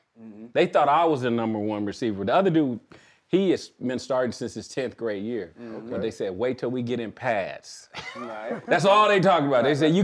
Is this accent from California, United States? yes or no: yes; Pasadena, California, United States; also born or lived in Tennessee; I grew up over there in the bad part of Pasadena